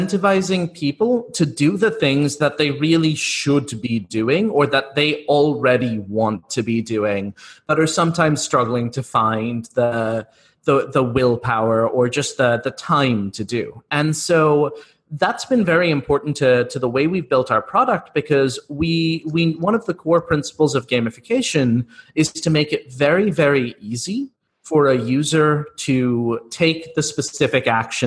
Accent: United States; both my co-founder and I grew up in the US.

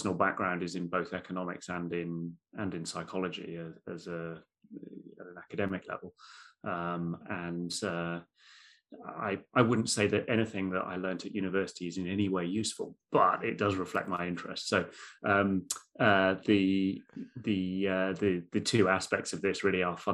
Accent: United Kingdom; as a Brit

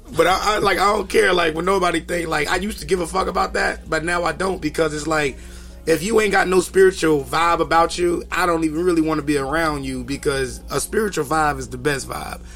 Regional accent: Kinston, North Carolina, United States; I'm from Kinston, North Carolina, small town.

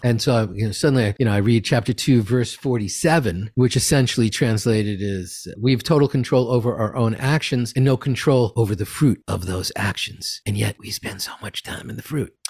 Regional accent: New York City, New York, United States; I'm from Queens

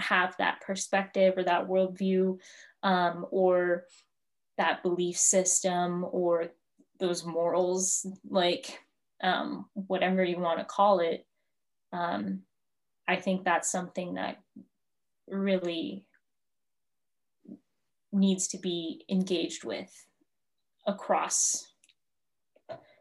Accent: South Dakota, United States; accent: South Dakotan; also born or lived in Cheyenne River; I actually have a friend who reams me constantly at Stanford for my South Dakotan accent

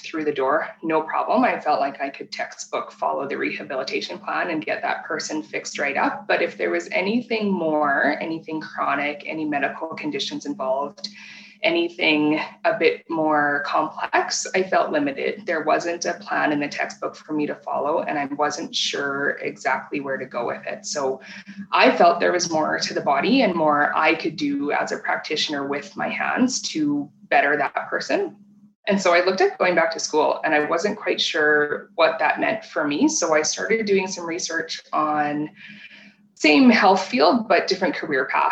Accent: Regina, Saskatchewan, Canada; moved away as an adult; now in Calgary, Canada; I was born and raised in Regina

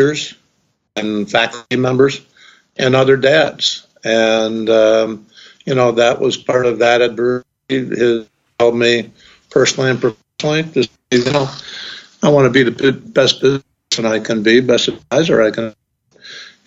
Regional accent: Ithaca, New York, United States; my hometown at Cornell

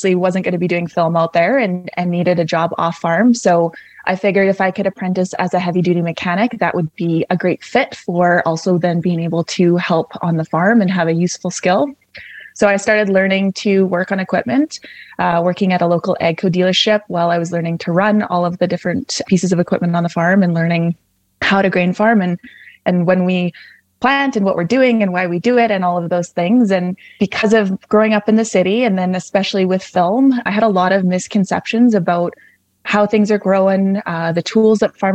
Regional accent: Calgary, Alberta, Canada; moved away as an adult; also born or lived in southwest Saskatchewan; now in Saskatchewan, Canada; I grew up in Calgary, Alberta

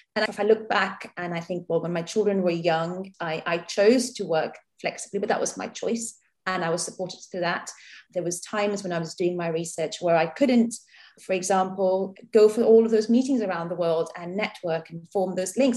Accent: Mumbai, Maharashtra, India; now in Southampton, United Kingdom; I grew up in India. I was born in, in Bombay

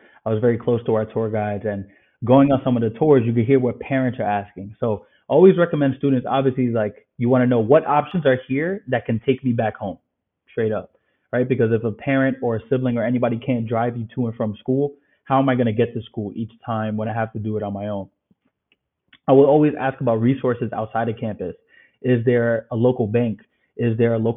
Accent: New York City, New York, United States; also born or lived in Ireland; born and raised in the Bronx

